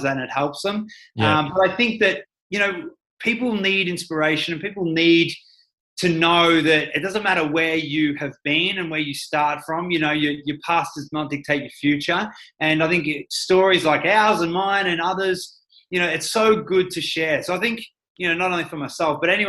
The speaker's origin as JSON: {"language": "English", "town": "Ballarat", "region": "Victoria", "country": "Australia", "tie": "born or raised there", "said": "I grew up in Ballarat, small town"}